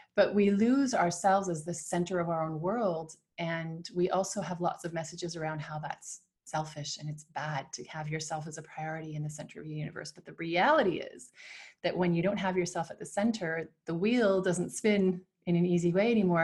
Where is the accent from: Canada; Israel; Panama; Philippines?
Canada; now in Switzerland; I'm from Canada and live in Switzerland with my Argentine husband